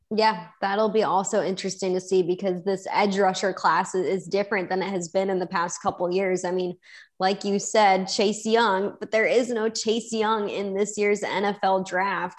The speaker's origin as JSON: {"language": "English", "town": "Chicago", "region": "Illinois", "country": "United States", "tie": "born or raised there", "said": "I grew up in Chicago and was born and raised to be a Chicago Bears fan"}